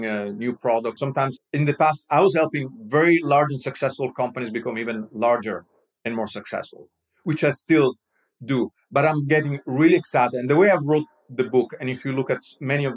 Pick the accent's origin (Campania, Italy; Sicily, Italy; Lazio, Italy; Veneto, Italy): Lazio, Italy; Rome; I'm Roman. I'm from Rome.